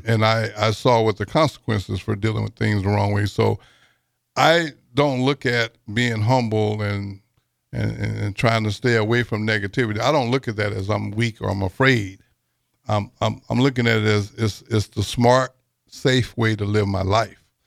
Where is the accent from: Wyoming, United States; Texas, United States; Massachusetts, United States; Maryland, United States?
Texas, United States; I'm from Texas